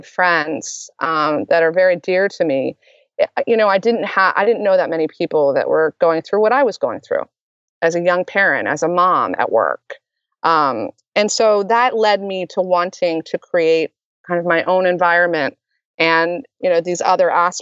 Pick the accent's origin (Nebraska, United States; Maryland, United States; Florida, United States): Maryland, United States; moved away as an adult; also born or lived in New York City; I'm originally from Maryland